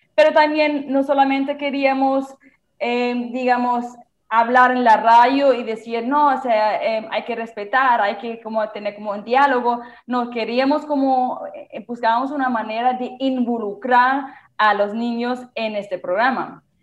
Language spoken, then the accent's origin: Spanish; Germany; Spanish is a second language; moved away as an adult; now in Santa Marta, Colombia; de mi país, de Alemania